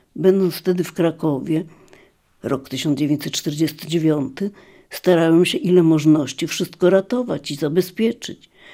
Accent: Lviv, Lviv Oblast, Ukraine; jestem z Lwowa

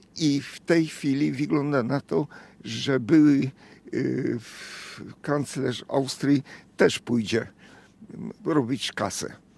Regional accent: Hungary; Polish is a second language; moved away as an adult; now in Poland; Jestem absolutnie Węgrem

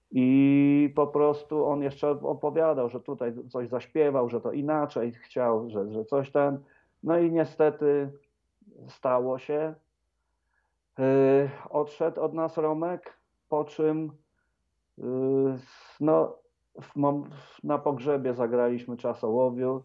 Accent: Wrocław, Lower Silesian Voivodeship, Poland; moved away; Radia Wrocław, mojego rodzinnego miasta

